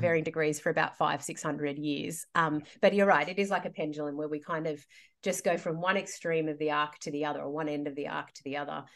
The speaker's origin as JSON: {"language": "English", "town": "Sydney", "region": "New South Wales", "country": "Australia", "tie": "born or raised there", "said": "I'm from Sydney. I grew up here."}